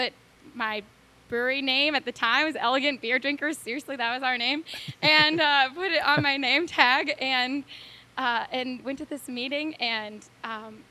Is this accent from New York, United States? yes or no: no; Iowa, United States; I'm from Iowa, a small town in Iowa. Awesome community, great people